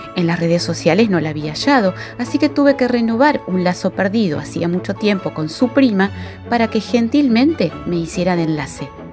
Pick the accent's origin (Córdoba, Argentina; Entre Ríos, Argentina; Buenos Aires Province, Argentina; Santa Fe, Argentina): Entre Ríos, Argentina; Paraná; de Paraná soy docente